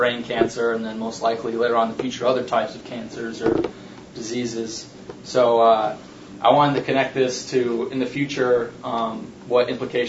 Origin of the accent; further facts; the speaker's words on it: Seattle, Washington, United States; I'm from Seattle.